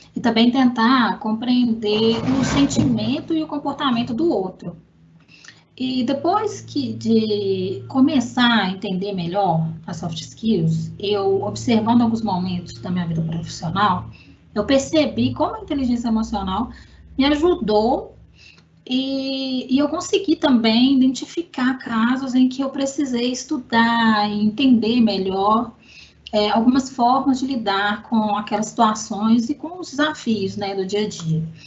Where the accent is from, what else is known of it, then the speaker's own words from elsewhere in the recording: Belo Horizonte, Minas Gerais, Brazil; Eu sou mineira de Belo Horizonte